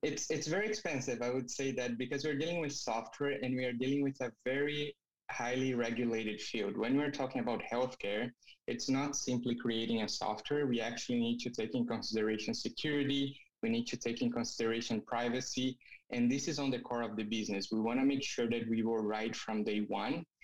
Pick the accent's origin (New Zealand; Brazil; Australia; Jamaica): Brazil; moved away as an adult; now in Canada; I'm originally from Brazil